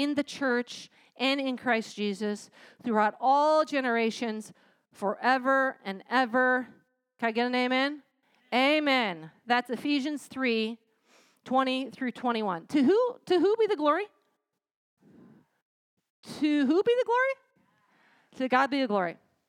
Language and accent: English; United States; I'm American